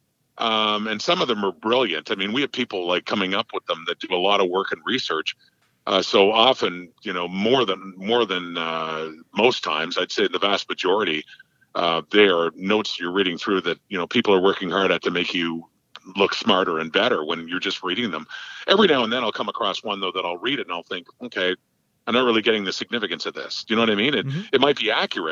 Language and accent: English; Ottawa, Ontario, Canada; as a fan growing up in Ottawa